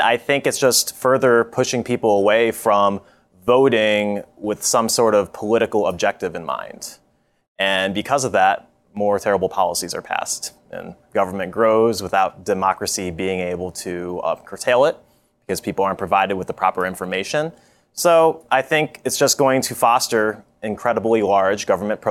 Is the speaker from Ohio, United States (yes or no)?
yes; Ohio, United States; moved away; my home state of Ohio